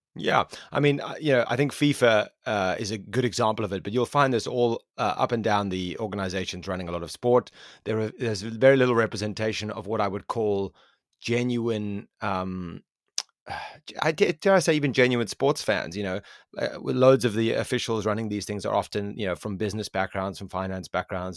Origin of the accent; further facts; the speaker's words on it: South Africa; I am from South Africa, and I know for a fact my own country of South Africa